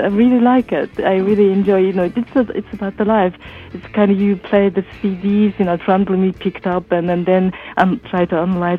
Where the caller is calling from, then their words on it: Netherlands; English is a second language; also born or lived in Shelton, Washington; I'm calling from Holland